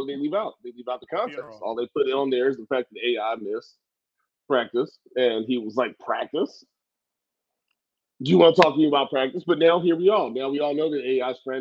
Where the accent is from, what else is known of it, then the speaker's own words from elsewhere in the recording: Philadelphia, Pennsylvania, United States; I'm from Philly